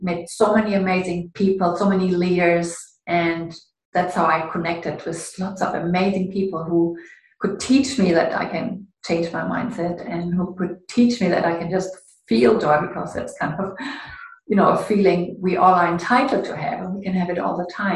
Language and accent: English; Ruhr area, North Rhine-Westphalia, Germany; moved away as an adult; also born or lived in Canada; it's in the Ruhr area. It's a bit gray and industrial and a lot of rain in my hometown.